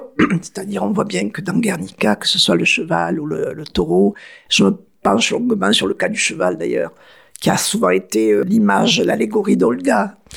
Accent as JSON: {"language": "French", "town": "Arles", "region": "Provence-Alpes-Côte d'Azur", "country": "France", "tie": "born or raised there", "said": "ou dans mon enfance, à Trinquetaille, j'avais encore dans une petite"}